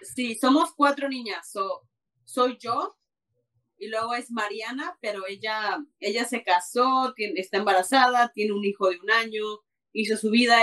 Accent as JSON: {"language": "Spanish", "country": "Mexico", "moved": "yes", "lives_now": "Canada", "said": "soy mexicana, vivo en Canadá, pero de corazón colorado"}